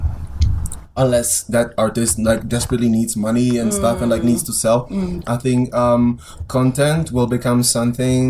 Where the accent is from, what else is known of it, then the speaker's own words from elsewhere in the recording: Prague, Czechia; Like I'm from Prague. I live in Prague